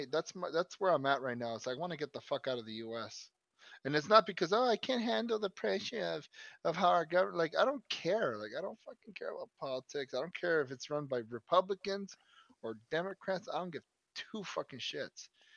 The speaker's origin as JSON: {"language": "English", "country": "United States", "said": "I'm American as fuck."}